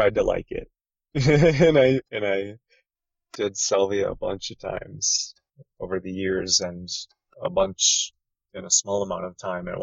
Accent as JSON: {"language": "English", "region": "Midwest", "country": "United States", "tie": "born or raised there", "moved": "yes", "said": "where I grew up in the Midwest, where it would get -30 Fahrenheit"}